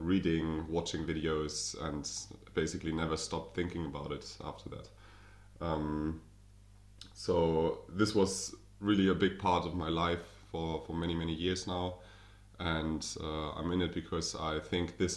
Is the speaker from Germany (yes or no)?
yes; Berlin, Germany; accent: German; English is a second language; I'm German, as you can hear probably from my accent. I'm from Berlin, the capital